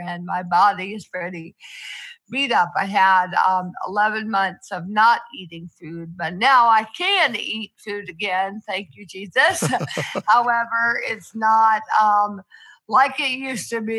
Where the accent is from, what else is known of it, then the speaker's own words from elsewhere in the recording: Athens, Georgia, United States; moved away as an adult; now in Atlanta, United States; I was born in Athens, Georgia, where I lived my entire life until college